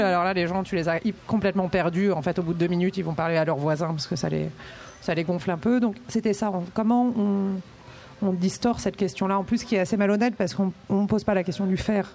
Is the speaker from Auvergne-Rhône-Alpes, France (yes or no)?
no; Brittany, France; moved away; also born or lived in Grenoble; je suis bretonne